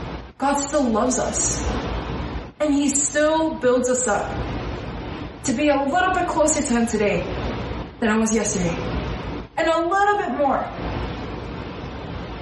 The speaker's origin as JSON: {"language": "English", "country": "United States", "said": "as American Christians"}